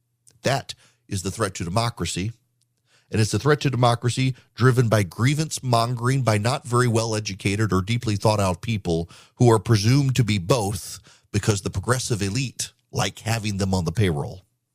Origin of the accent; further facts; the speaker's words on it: Dubai, United Arab Emirates; But when I was a kid growing up in Dubai, Charles and Diana were on a tour of the Middle East